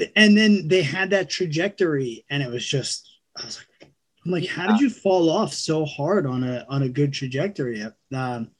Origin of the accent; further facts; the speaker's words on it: New York, United States; also born or lived in California; born and raised in New York